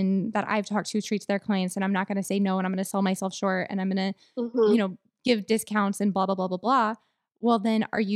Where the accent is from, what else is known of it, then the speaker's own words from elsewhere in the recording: Texas, United States; I'm a Texan girl